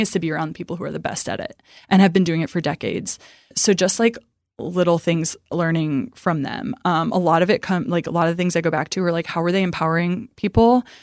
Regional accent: Midwest, United States; now in Dallas, United States; I'm from the Midwest

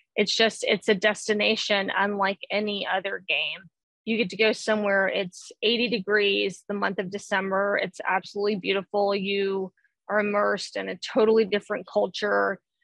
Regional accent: the South, United States; I grew up, I was born and raised in the South

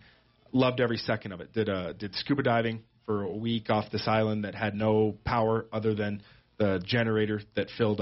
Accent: Toronto, Ontario, Canada; moved away as an adult; also born or lived in Seoul, South Korea; now in Sheridan County, United States; I was born in Canada, in Toronto, and grew up there. Spent my childhood and such just north of the big city in Canada

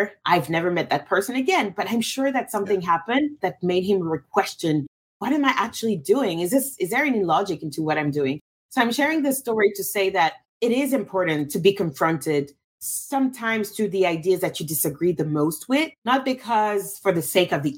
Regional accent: Russia; also born or lived in Cameroon / France; now in United States; I'm from Cameroon. I grew up in Russia, lived in France, now live in the United States.

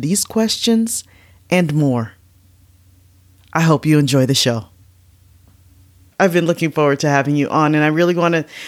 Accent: United States; I'm an American

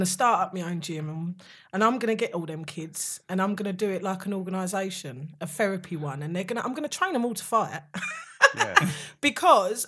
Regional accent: Upminster, London, United Kingdom; growing up in Upminster, Hornchurch is predominantly white area.

